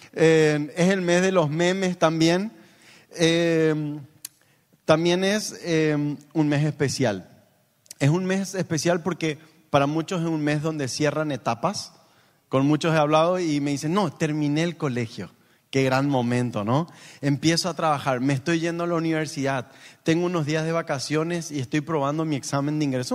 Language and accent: Spanish; Paraguay; como en paraguayo diríamos